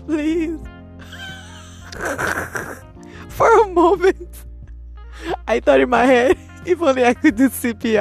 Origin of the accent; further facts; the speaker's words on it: Nigeria; I'm from Nigeria